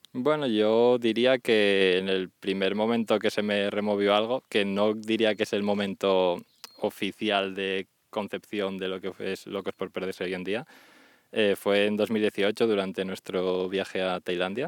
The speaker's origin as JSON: {"language": "Spanish", "country": "Spain", "moved": "as an adult", "said": "fue mi primer viaje que hice con el colegio, mítico grupo de francés. Y fue la bueno, primera y única vez que salí de España"}